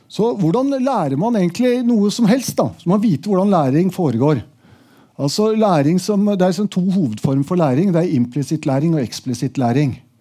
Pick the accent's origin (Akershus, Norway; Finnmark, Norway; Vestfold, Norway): Akershus, Norway; Asker; i Asker, der jeg vokste opp